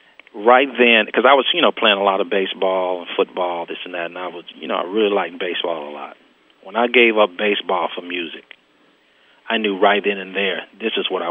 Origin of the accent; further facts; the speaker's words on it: Oakland, California, United States; I'm from Oakland, California